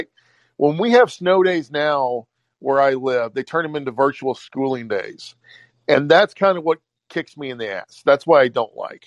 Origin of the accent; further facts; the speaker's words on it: the South, United States; I grew up in the South. We didn't have snow days